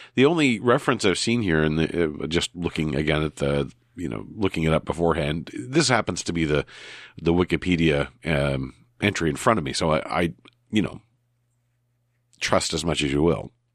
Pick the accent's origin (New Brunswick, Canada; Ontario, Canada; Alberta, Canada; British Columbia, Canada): New Brunswick, Canada; growing up in New Brunswick, not near, not far from the border